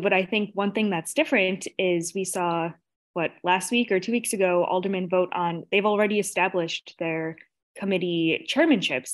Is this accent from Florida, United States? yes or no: no; Chicago, Illinois, United States; as a Chicagoan, as a voter